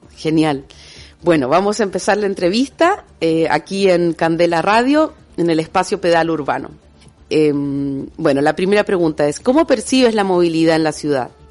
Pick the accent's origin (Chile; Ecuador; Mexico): Chile; also born or lived in Basque Country; now in Bilbao, Spain; Chilena de nacimiento, Euskalduna de adopción